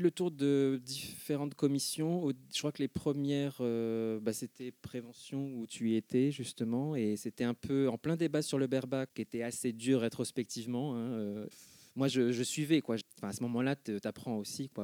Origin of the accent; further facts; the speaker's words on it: Argenteuil, Île-de-France, France; J'ai grandi à Argenteuil, en gros. Hein, je suis né à puis vers 7 ans, on a déménagé à Argenteuil